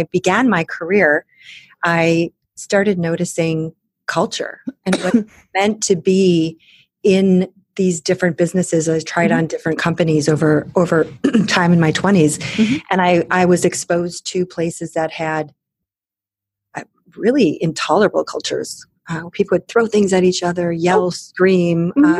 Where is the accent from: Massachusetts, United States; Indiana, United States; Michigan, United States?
Michigan, United States; Michigan's Upper Peninsula, United States; also born or lived in Germany; now in Chicago, United States; I grew up in Michigan's Upper Peninsula